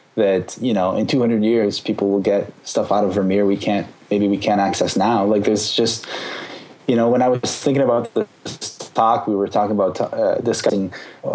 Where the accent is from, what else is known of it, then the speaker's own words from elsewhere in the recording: Canada; now in Ottawa, Canada; I'm French Canadian